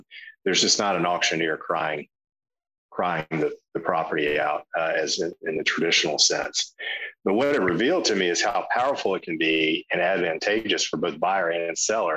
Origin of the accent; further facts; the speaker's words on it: South Carolina, United States; I'm from South Carolina